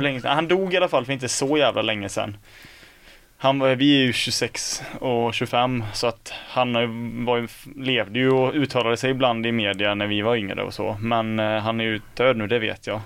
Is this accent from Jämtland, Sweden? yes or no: no; Skene, Västra Götaland, Sweden; jag är från Skene